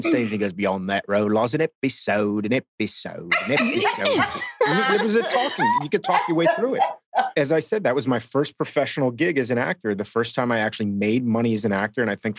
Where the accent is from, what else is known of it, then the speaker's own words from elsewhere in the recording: Miami, Florida, United States; also born or lived in Texas; I'm from Miami.